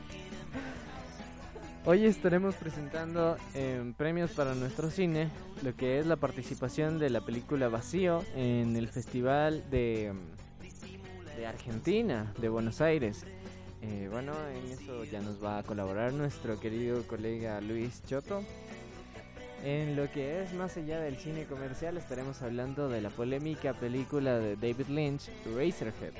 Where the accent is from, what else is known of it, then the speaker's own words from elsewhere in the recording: Ecuador; como cineastas ecuatorianos